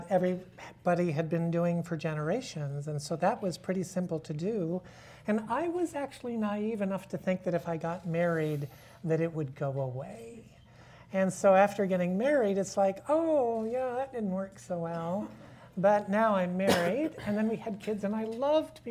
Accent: Akron, Ohio, United States; I grew up in Akron

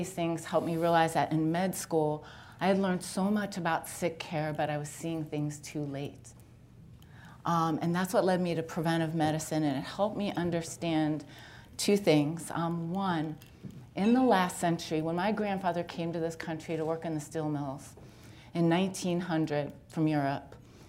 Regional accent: Youngstown, Ohio, United States; also born or lived in Liberty, Ohio; I grew up in Youngstown and went to NeoMed

